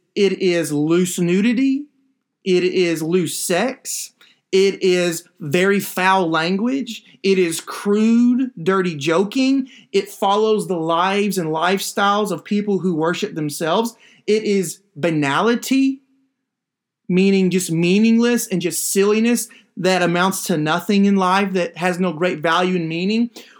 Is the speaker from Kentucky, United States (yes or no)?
yes; Kentucky, United States; every once in a while, when I go up to my home state of Kentucky, especially in the wintertime, I look forward to cold weather.